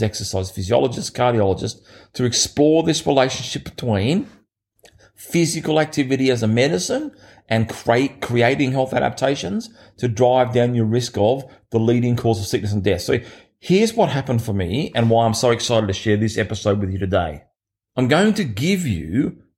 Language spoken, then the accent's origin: English; Australia; my hometown that I grew up in here in Australia, which only had about 4,000 people